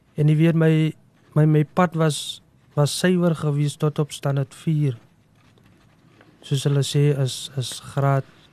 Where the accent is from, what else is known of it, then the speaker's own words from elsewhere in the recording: South Africa; Ek is afkomstig van Verliesdorp. Ek het groot geraak op 'n plaasie